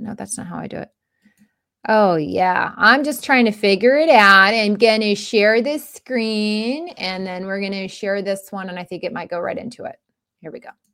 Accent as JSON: {"language": "English", "region": "Florida", "country": "United States", "tie": "born or raised there", "said": "I grew up in Florida"}